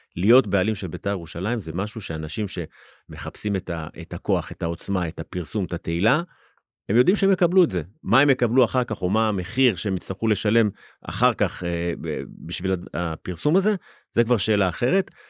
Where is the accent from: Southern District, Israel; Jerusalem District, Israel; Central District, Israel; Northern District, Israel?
Jerusalem District, Israel; Jerusalem; גדלתי בגילו